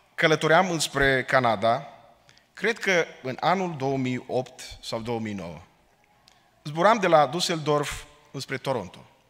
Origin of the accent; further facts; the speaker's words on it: Romania; now in Portland, United States; suntem români